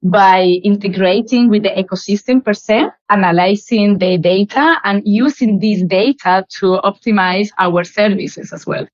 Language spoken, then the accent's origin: English; Malaga, Andalusia, Spain; English is a second language; moved away as an adult; also born or lived in United Kingdom; now in United Arab Emirates; I grew up in Malaga. Malaga is a beautiful, gorgeous city in the south of Spain